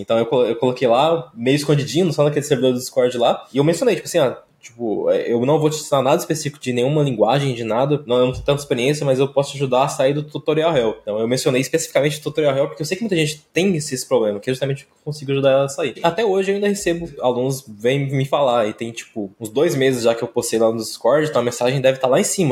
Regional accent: interior of Goiás, Brazil; sou aqui do interior de Goiás

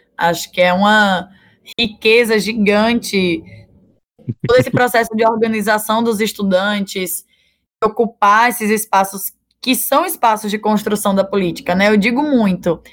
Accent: Natal, Rio Grande do Norte, Brazil; Eu nasci aqui em Natal, nasci lá na Januário Sico

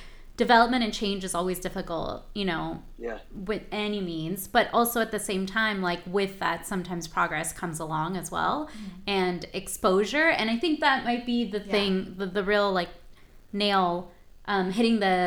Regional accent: Lawndale, California, United States; moved away as an adult; also born or lived in Torrance, United States / San Francisco Bay Area, United States / New York, United States; now in San Pedro, United States; I grew up in Lawndale and in Torrance later for high school

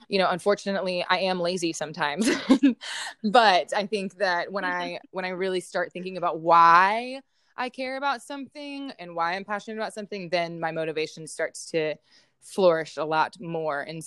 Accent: Houston, Texas, United States; now in Austin, United States; I'm originally from Houston, Texas

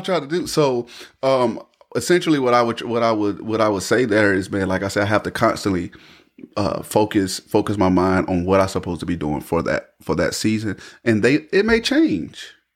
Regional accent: Raeford, North Carolina, United States; born and raised in Rayford, North Carolina. I still reside here in Rayford, North Carolina

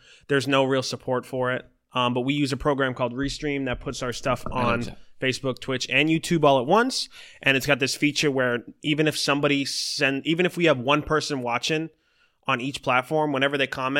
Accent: Boston, Massachusetts, United States; I'm a MC from Boston, Massachusetts, and I represent a lot of the older lyrical side of hip hop.

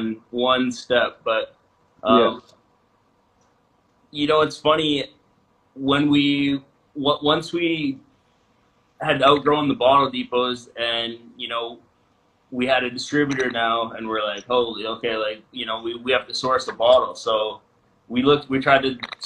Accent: Vernon, British Columbia, Canada; a store in Vernon where we're from

